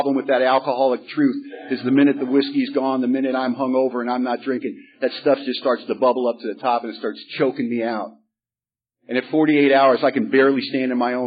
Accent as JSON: {"language": "English", "town": "Los Angeles", "region": "California", "country": "United States", "tie": "born or raised there", "moved": "yes", "lives_now": "Bellingham, United States", "said": "I grew up in Hollywood, California"}